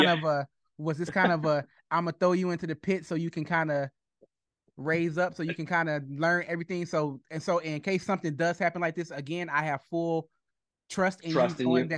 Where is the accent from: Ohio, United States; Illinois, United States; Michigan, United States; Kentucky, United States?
Michigan, United States; Detroit; I'm from Detroit. I'm born and raised in Detroit.